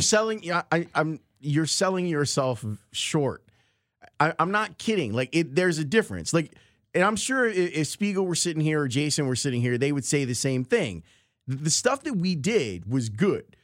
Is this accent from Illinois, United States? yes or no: yes; Chicago, Illinois, United States; Southside kids growing up in Roseland